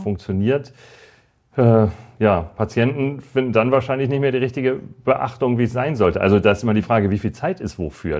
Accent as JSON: {"language": "German", "country": "Germany", "said": "bei uns in Deutschland"}